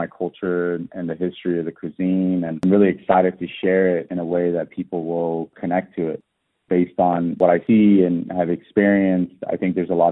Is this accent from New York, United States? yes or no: no; Austin, Texas, United States; born or raised there; also born or lived in Tehran, Iran